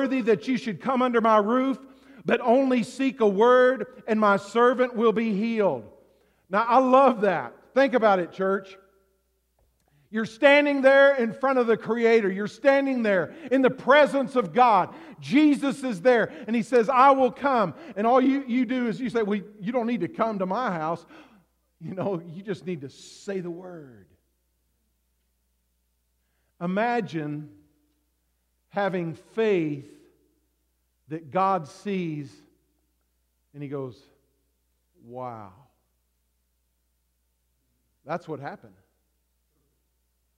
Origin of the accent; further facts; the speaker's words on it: the South, United States; now in Alaska, United States; I grew up in the South